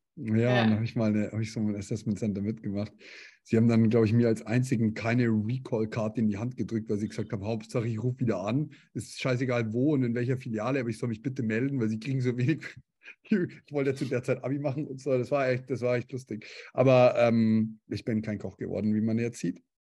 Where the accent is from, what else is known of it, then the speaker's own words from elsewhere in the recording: Bavaria, Germany; Hintertupfinghausen bei uns in Bayern